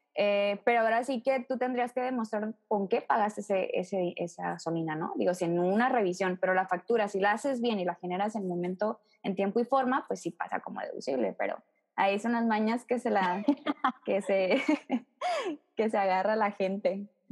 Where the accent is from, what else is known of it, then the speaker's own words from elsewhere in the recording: Mexico; nuestra obligación como mexicanos